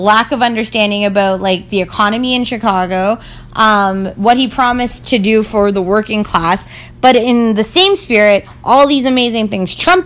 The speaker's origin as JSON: {"language": "English", "town": "Toronto", "region": "Ontario", "country": "Canada", "said": "I'm from Toronto"}